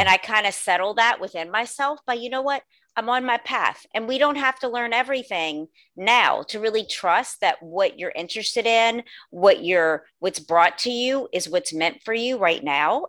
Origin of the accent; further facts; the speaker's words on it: New Orleans, Louisiana, United States; also born or lived in Los Angeles, California; I was born and raised in New Orleans, Louisiana